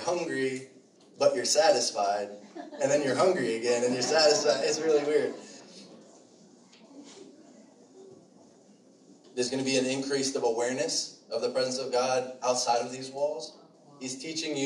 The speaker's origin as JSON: {"language": "English", "town": "Shirley", "region": "New York", "country": "United States", "tie": "born or raised there", "said": "I grew up in Shirley, too, over by the expressway, so I went to Longwood."}